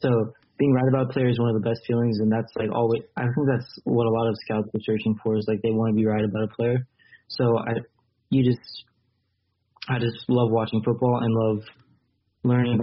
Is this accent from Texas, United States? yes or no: yes; San Antonio, Texas, United States; I'm from San Antonio